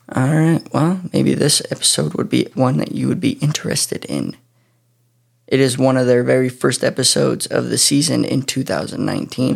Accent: near Pocatello, Idaho, United States; this town happens to be pretty close to my hometown.

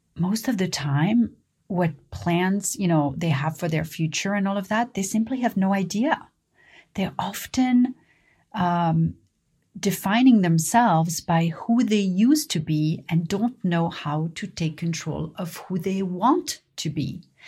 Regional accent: Paris, Île-de-France, France; I learned growing up in Paris

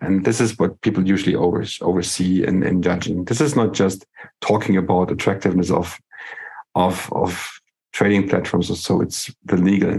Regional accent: Germany

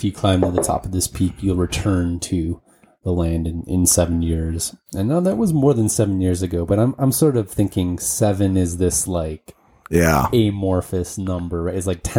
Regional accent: Schaumburg, Illinois, United States; But he knew where Schaumburg was. This is the town I grew up in.

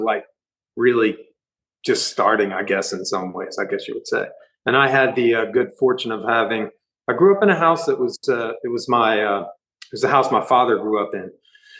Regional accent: Delaware, United States; We're all from Delaware. Just some guys live in Philadelphia, moved to Philadelphia.

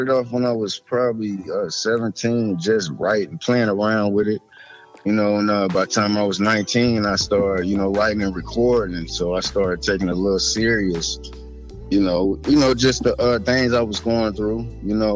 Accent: Detroit, Michigan, United States; I'm from Detroit, up? Me, Midwest.

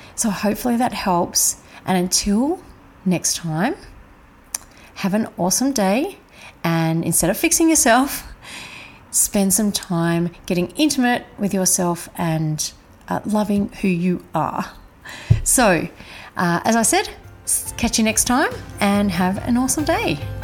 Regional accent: Adelaide, South Australia, Australia; I was brought up in Adelaide

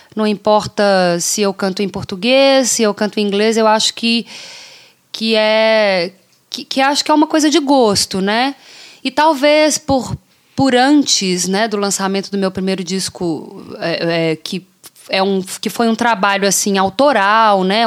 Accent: Brazil; now in Canada; eu sou brasileira

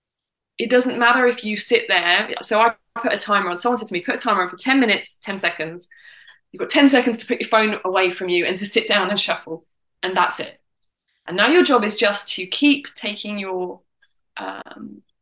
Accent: England, United Kingdom; accent: English; my English accent

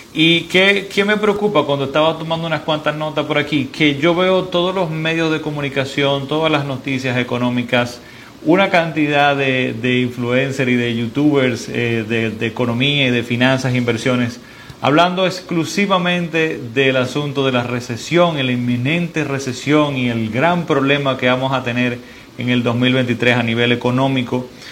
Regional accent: Dominican Republic; en mi país, en República Dominicana

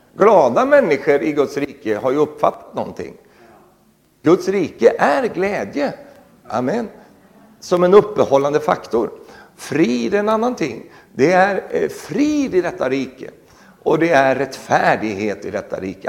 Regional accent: Sweden; moved away; also born or lived in Norway; jag är fortsatt också svensk medborgare

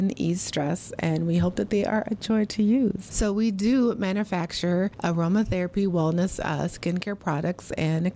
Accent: Minneapolis, Minnesota, United States; I am born and raised in Minneapolis, Minnesota

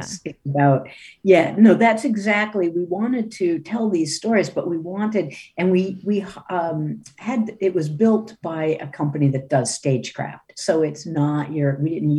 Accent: New England, United States; moved away as an adult; now in San Francisco, United States; growing up in New England

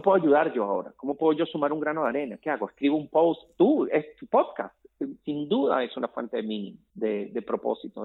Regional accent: Caracas, Capital District, Venezuela; en el edificio donde yo crecí en Caracas, en Venezuela

